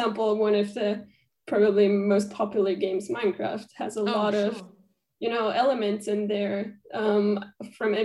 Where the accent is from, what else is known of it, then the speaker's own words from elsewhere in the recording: Austria; English is a second language; moved away; I am from Austria originally